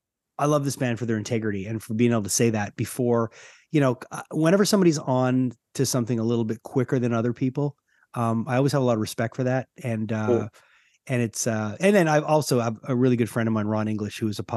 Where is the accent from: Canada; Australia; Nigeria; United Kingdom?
Canada; I mean, you know, I'm from Canada, so things are, we're a little bit like kind of standing away, watching